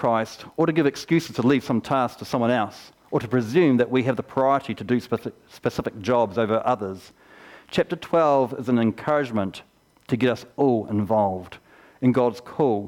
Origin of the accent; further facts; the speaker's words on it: Geraldine, Canterbury, New Zealand; When I was 4 years old, I grew up here in Geraldine and I went to the kindergarten over here